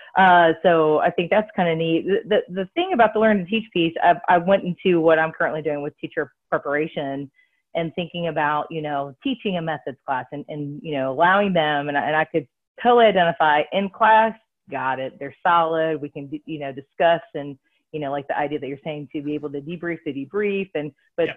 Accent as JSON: {"language": "English", "region": "Central Ohio", "country": "United States", "said": "I'm from the Central Ohio area, so I'm familiar with the schools there"}